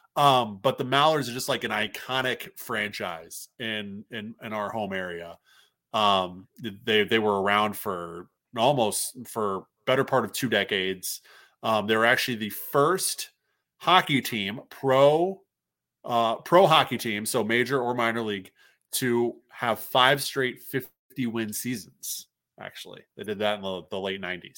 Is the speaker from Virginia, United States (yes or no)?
no; Moline, Illinois, United States; now in Minnesota, United States; Moline, my hometown